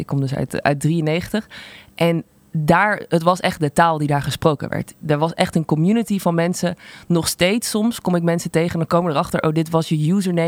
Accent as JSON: {"language": "Dutch", "town": "Zundert", "region": "North Brabant", "country": "Netherlands", "said": "Ik kom uit Sundert, een dorp wat echt in de middle of nowhere is."}